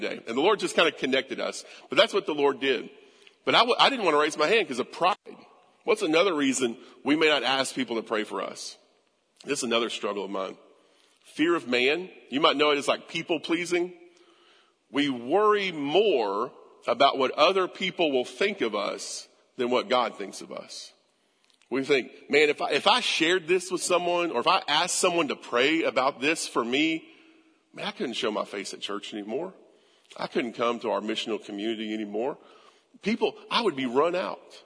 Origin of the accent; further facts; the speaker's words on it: United States; we'd say we're Americans. American pride, right? Like, man, I'm an American